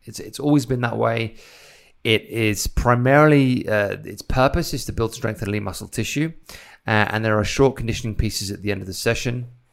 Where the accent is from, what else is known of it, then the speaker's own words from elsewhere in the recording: Isle of Wight, South East England, United Kingdom; now in United States; I come from the Isle of Wight, so I come from a small island where everything's kinda local.